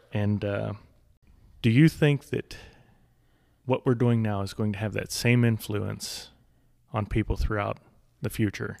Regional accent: United States; I'm speaking as an American

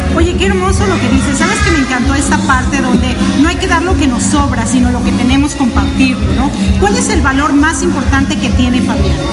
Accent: Mexico; yo soy mexicana

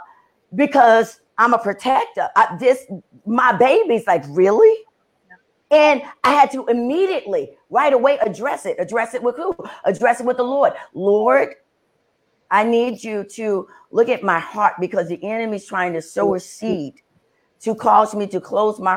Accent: New York City, New York, United States; being born and raised in the Bronx, in New York

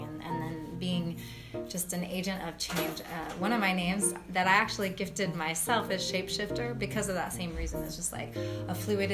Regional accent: Fresno, California, United States; also born or lived in Santa Cruz; now in Long Beach, United States; I grew up in Fresno

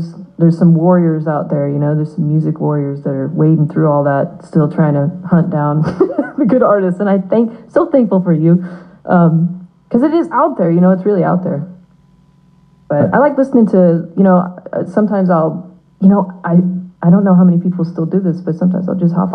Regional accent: Tennessee, United States; moved away; I grew up in Tennessee for a bit

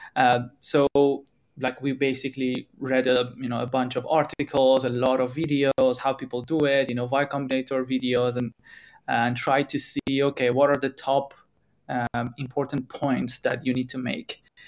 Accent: Iran; moved away as an adult; now in Europe; we are coming from Iran, we are in Europe

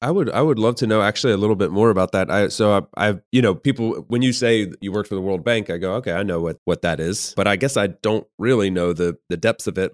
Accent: Southeast US, United States; I'm from the Southeast U S

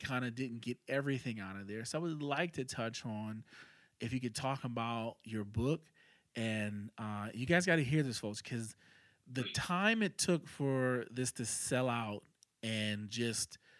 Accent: New York City, New York, United States; moved away; growing up in New York

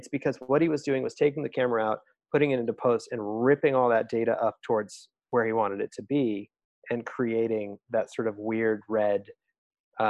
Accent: Colorado, United States; I'm from Colorado, so CU Boulder was state school

